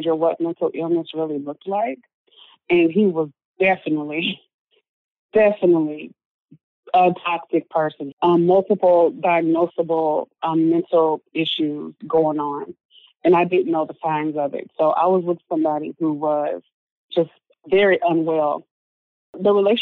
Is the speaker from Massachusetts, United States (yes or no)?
no; Memphis, Tennessee, United States; moved away; I grew up in Memphis, Tennessee